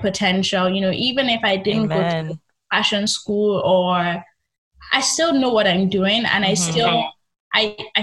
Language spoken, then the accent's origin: English; Nigeria; born or raised there; moved away as an adult; also born or lived in England